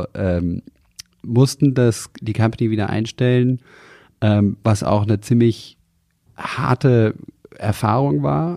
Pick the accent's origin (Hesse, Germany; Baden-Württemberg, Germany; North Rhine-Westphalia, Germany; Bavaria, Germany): Bavaria, Germany; near Tegernsee; ich bin aufgewachsen in der Nähe vom Tegernsee in den Bergen, in Kreuz